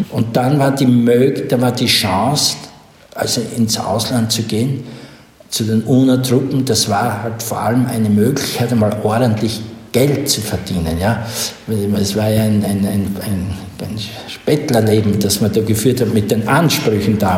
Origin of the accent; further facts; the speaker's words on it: Styria, Austria; ich komme aus Oststeiermark, Südosten Österreichs, an äh, der Grenze, das war damals, da war die Welt aus, Jugoslawien hm. damals, nicht? und ich bin sehr religiös aufgewachsen